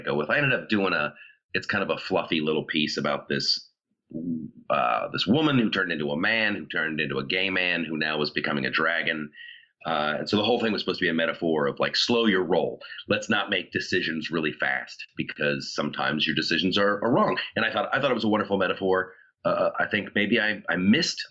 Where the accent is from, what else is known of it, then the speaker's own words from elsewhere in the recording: Ohio, United States; moved away; I grew up in Ohio.